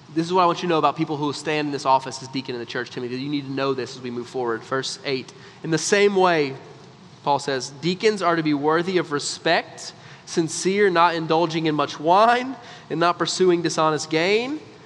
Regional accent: United States; because we're American

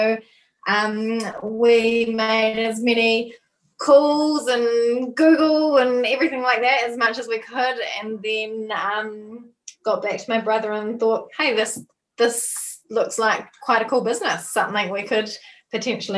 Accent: Nelson, New Zealand; we're from Nelson

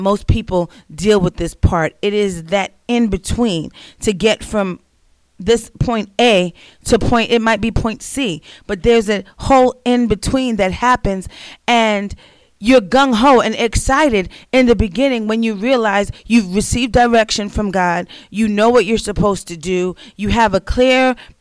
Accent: New York, United States; moved away as an adult; That's where I grew up my entire life

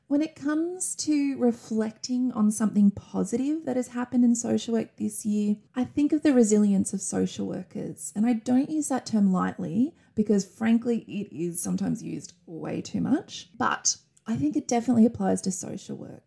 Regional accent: Wagga Wagga, New South Wales, Australia; an Australian social work educator. It is such a pleasure to be joining you for this special episode from my hometown of Wagga Wagga

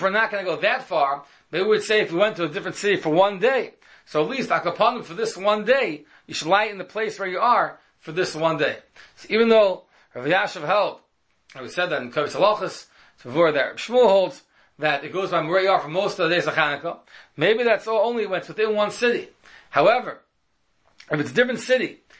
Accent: New York City, New York, United States; When I was a child, I grew up in Washington Heights

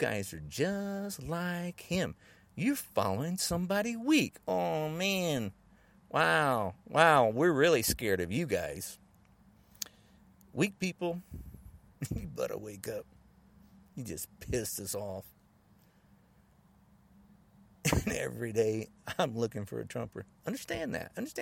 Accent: United States; I'm not the only man that lives in the United States. I'm an American.

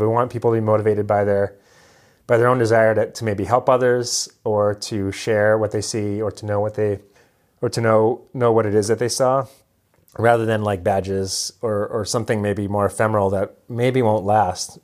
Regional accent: Hawaii, United States; moved away as an adult; also born or lived in Western Massachusetts; growing up in Hawaii

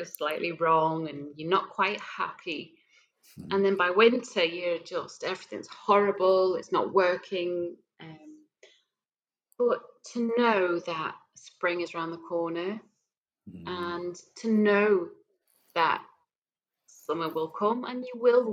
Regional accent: Isle of Man; I was from the Isle of Man

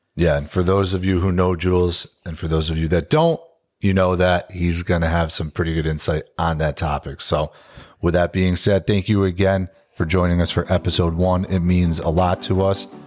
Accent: Capital District, New York, United States; born and raised in the Capital District.

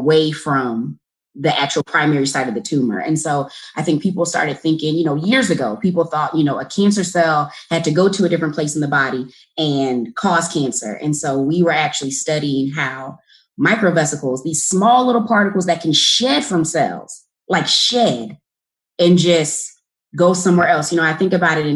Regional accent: Newnan, Georgia, United States; moved away as an adult; I am from Noonan, Georgia. So it's a small town about 35, 40 minutes south from Hartsfield-Jackson Airport

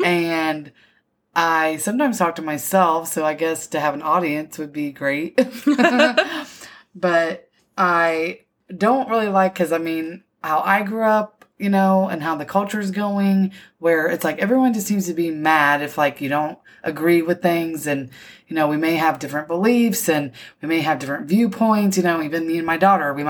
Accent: Indiana, United States; moved away as an adult; also born or lived in San Antonio, Texas; I grew up in Indiana in the Midwest.

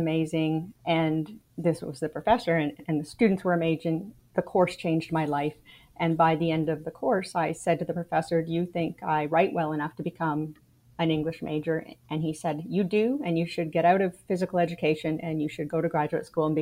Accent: Canada; moved away as an adult; now in United States; I am Canadian. I was born in Canada, raised in Canada, lived there till I was 33

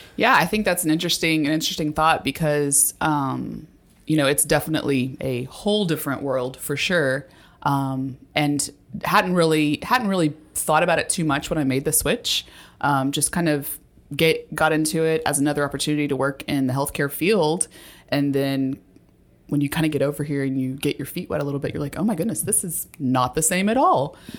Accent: Texas, United States; also born or lived in Dallas, Texas / Houston, Texas / Grand Junction, Colorado; I grew up in Texas. My time was split between Dallas and Houston, but I was actually born in Grand Junction, Colorado

